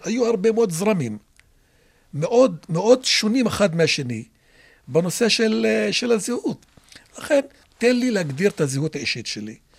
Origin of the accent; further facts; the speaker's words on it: Israel; first language Arabic; Hebrew is a second language; אני פטריוט ישראלי הגם שאינני יהודי